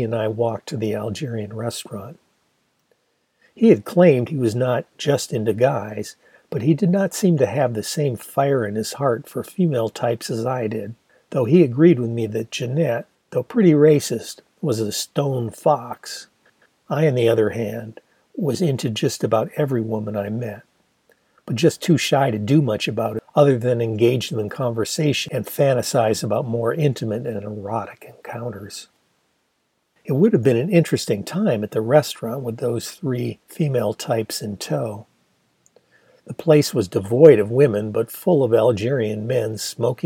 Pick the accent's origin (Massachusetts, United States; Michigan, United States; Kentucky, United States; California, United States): Michigan, United States; Ann Arbor; my hometown of Ann Arbor